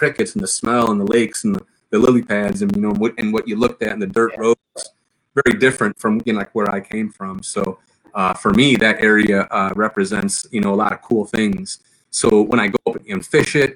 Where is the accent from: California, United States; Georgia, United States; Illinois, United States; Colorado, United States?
Illinois, United States; Chicago; I'm from Chicago. I'm from Illinois.